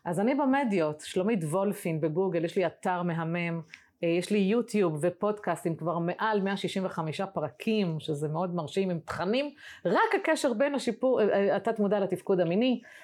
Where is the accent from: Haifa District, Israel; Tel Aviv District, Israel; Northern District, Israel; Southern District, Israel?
Haifa District, Israel; the Krayot; moved away; אני במקור בקריות, אני עכשיו יצאתי לחיי נוודות